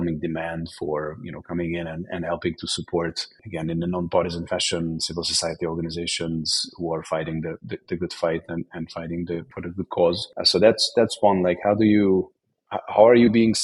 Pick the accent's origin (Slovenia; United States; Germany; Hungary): Hungary; I am Hungarian. I come from Hungary